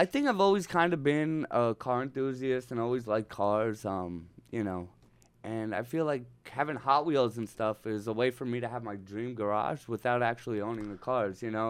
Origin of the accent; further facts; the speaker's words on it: Northeast, United States; now in Los Angeles, United States; I'm from the Northeast